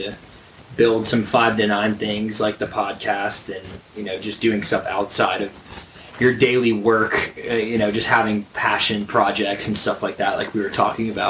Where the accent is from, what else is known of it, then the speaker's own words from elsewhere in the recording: Atlanta, Georgia, United States; growing up in the Atlanta area